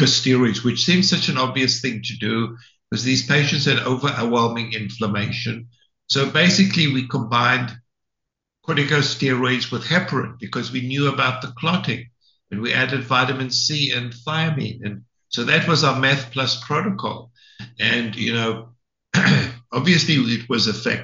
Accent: South Africa; moved away as an adult; also born or lived in London, Ontario, Canada; now in United States; So I'm South African. I did my training in South Africa in internal medicine.

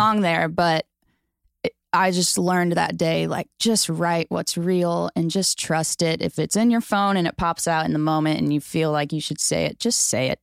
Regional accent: St. Louis, Missouri, United States; moved away as an adult; now in Nashville, United States; I'm from Saint Louis

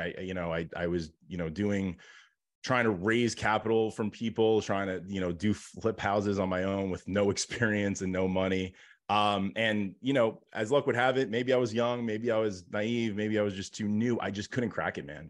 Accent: New York, United States; grew up, like, kind of super, um, blue collar and was, you know, my dad had his own business and here in New York

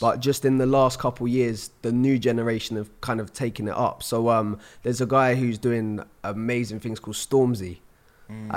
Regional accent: Surrey, South East England, United Kingdom; also born or lived in London; I'm twenty-five from London. Well, I'm actually from Surrey, which is just outside of London

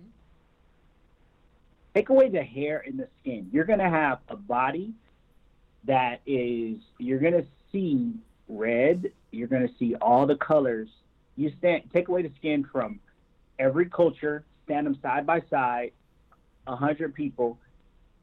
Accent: Michigan, United States; now in California, United States; growing up in Michigan

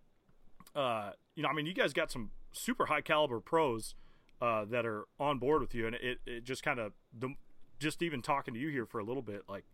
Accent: the North, United States; I'm from the North

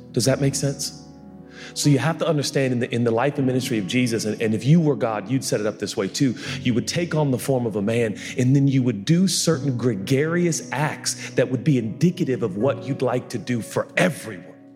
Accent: Texas, United States; I'm from Texas

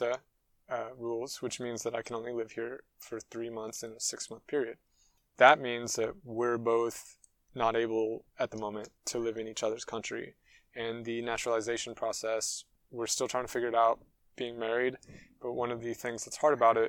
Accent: United States; also born or lived in United Kingdom; now in France; as an American

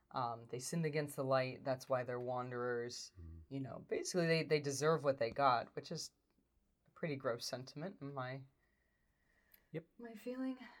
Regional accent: United States; as an American

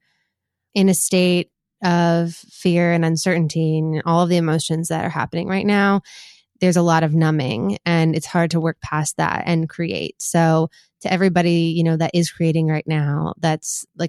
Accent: Boston, Massachusetts, United States; moved away as an adult; also born or lived in Washington, D.C.; I'm from Boston, from Jamaica Plain. And so I've gotten to set up this studio here in my old bedroom

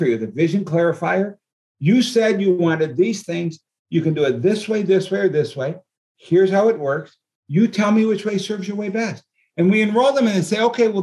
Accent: New Hartford, New York, United States; We were born and raised in New Hartford, New York.

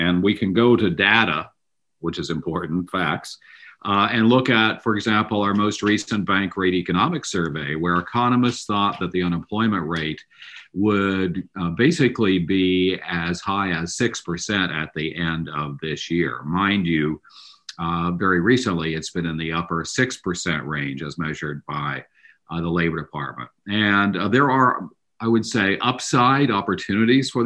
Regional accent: Southeast Kansas, United States; also born or lived in St. Louis, Missouri; now in Washington, D.C. area, United States; I grew up in Southeast Kansas.

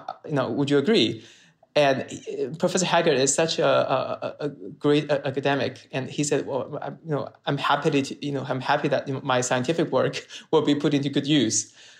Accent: Sichuan, China; English is a second language; also born or lived in Beijing; I went to college in Beijing, and I moved to Beijing, and I'm from Sichuan, and the Sichuan food is famous for mala, right?

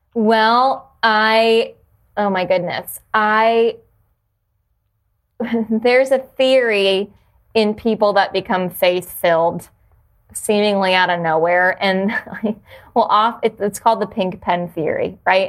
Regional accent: New Jersey, United States; moved away; also born or lived in Jacksonville / Washington, D.C.; I grew up in New Jersey

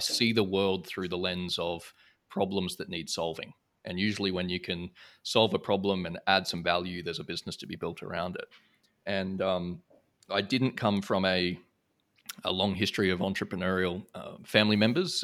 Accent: Brisbane, Queensland, Australia; moved away as an adult; now in Singapore; I grew up in Brisbane, Australia

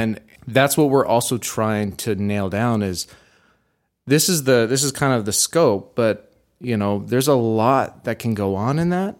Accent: Houston, Texas, United States; moved away; also born or lived in Dallas, Texas; I like to consider myself being raised in Houston

